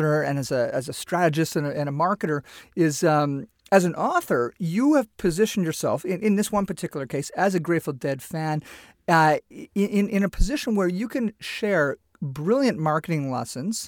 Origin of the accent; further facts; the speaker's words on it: Canada; I'm from Canada